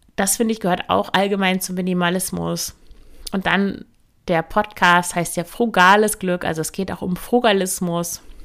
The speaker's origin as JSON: {"language": "German", "area": "Emsland", "region": "Lower Saxony", "country": "Germany", "also_born_or_lived": "Leipzig", "moved": "as an adult", "said": "ich komme aus dem Emsland, das ist der Landkreis Unterostfriesland an der niederländischen Grenze"}